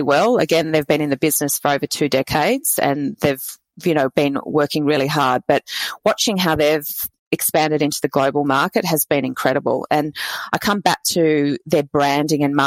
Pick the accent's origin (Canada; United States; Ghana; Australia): Australia